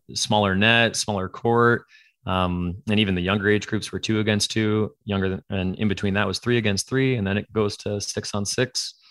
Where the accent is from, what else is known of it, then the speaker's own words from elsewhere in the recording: Canada; moved away as an adult; also born or lived in Ontario; now in California, United States; born and raised in Canada